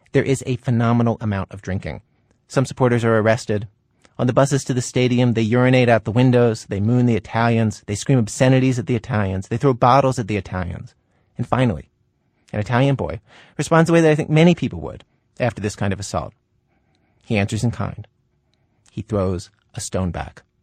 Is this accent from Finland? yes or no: no; Pakistan; now in Canada; I am Pakistani.